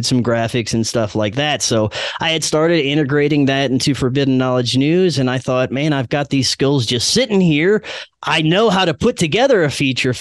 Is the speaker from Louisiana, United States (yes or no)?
yes; Louisiana, United States; moved away; my home state of Louisiana